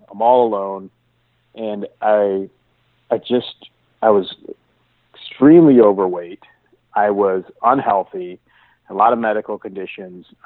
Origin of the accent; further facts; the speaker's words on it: Seattle, Washington, United States; I'm from the Seattle area, and uh, I've been fortunate to have a, a beautiful home